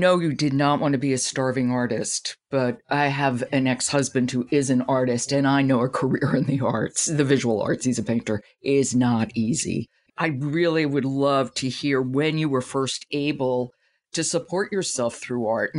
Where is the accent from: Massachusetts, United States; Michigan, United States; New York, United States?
New York, United States; You moved to New York, and that's my hometown.